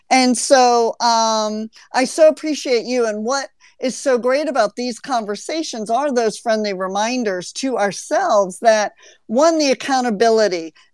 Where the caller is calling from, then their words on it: Amsterdam, North Holland, Netherlands; Uh, yes, I'm tuning in from Amsterdam, Netherlands.